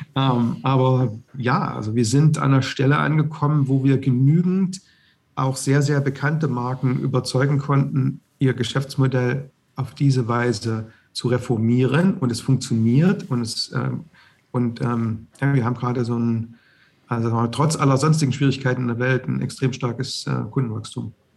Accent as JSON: {"language": "German", "area": "the East", "region": "East Germany", "country": "Germany", "tie": "born or raised there", "said": "ich bin im Osten aufgewachsen"}